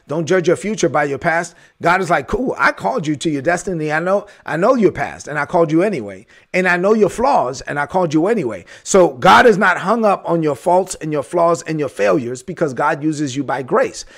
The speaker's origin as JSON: {"language": "English", "town": "New York City", "region": "New York", "country": "United States", "tie": "born or raised there", "said": "I grew up in the ghetto. I gr-, I'm from East New York, Brooklyn"}